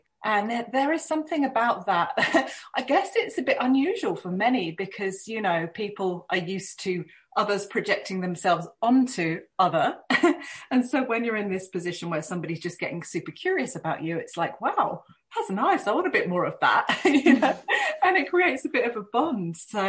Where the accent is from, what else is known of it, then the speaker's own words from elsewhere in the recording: United Kingdom; But I do have to say that as a Brit, moving within the UK was fairly natural and didn't pose too many challenges for me.